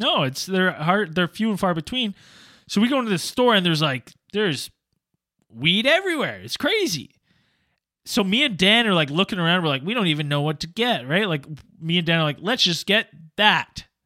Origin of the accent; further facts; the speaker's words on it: Canada; I'm Canadian.